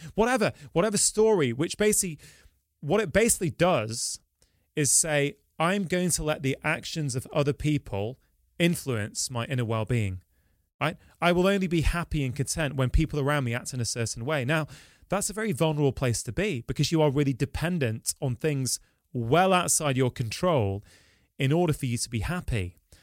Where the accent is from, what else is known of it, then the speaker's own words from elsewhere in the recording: Manchester, North West England, United Kingdom; I'm born and bred in Manchester. I've lived here my entire life.